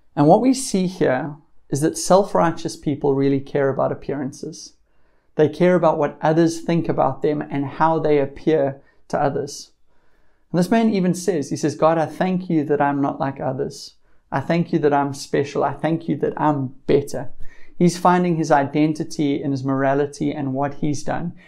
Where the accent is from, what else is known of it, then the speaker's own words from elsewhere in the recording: South Africa; being South African